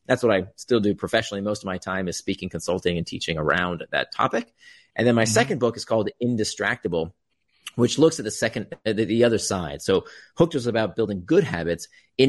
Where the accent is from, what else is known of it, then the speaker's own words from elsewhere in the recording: Florida, United States; We had that too. I grew up in Central Florida.